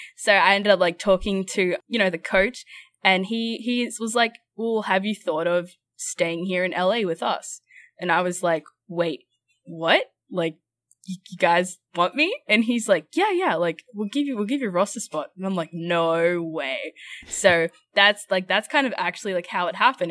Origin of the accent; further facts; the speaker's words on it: Brisbane, Queensland, Australia; moved away as an adult; also born or lived in Los Angeles; I'm from Brisbane, Australia